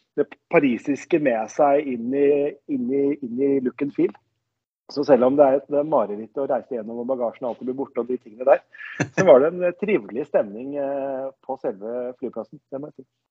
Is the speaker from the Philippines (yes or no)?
no; Denmark; now in Norway; jeg er jo dansk